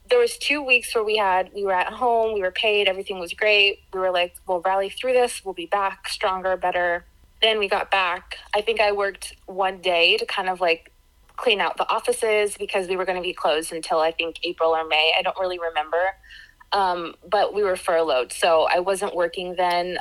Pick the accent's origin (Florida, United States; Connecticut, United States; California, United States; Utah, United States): Florida, United States; also born or lived in Pittsburgh, Pennsylvania; I was born in Pittsburgh, but um, my family moved to Florida when I was two, so Floridian